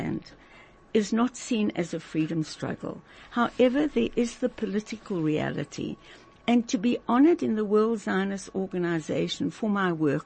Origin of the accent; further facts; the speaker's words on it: South Africa; coming from South Africa, with our incredible background